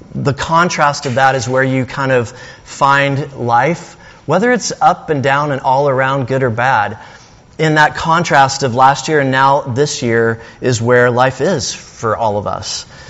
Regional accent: Alabama, United States; now in Castro Valley, United States; I'm from Alabama

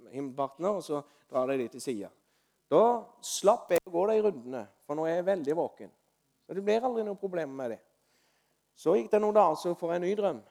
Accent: Osedalen, Agder, Norway; i Osedalen, der jeg vokste opp. I leiligheten der jeg vokste opp som gutt.

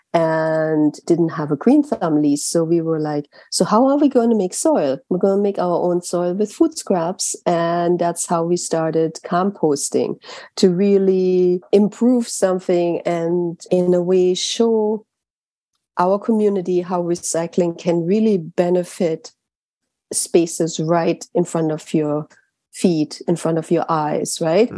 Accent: Germany; now in New York City, United States; I grew up in Germany.

